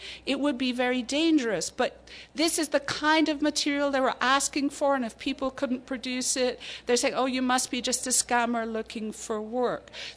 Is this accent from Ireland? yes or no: yes; Ireland; moved away; I grew up in the Irish Republic